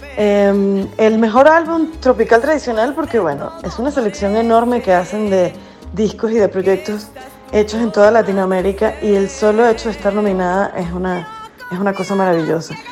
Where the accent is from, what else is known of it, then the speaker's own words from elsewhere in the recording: Venezuela; moved away; yo soy parte de este, este exilio forzoso